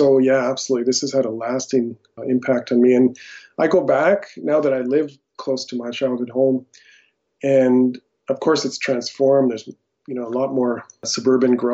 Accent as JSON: {"language": "English", "region": "Alberta", "country": "Canada", "tie": "born or raised there", "also_born_or_lived": "United States", "said": "So I was originally born in the U.S., but pretty early in my life, my family moved to Canada"}